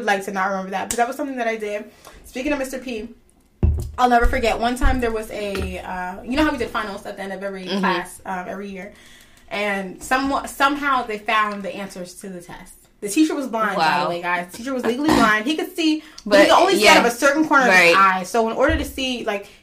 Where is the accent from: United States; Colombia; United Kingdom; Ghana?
Ghana; I'm from Ghana. I know my culture.